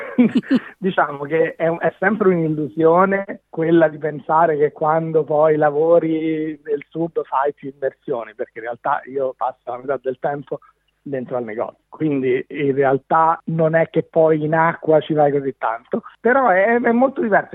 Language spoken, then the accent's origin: Italian; Rome, Lazio, Italy; moved away as an adult; also born or lived in Brussels / Dubai; now in Byron Bay, Australia; Sono di Roma e ho vissuto in Italia, ho fatto tutta l'università in Italia, sono rimasto lì fino a più o meno a 25 anni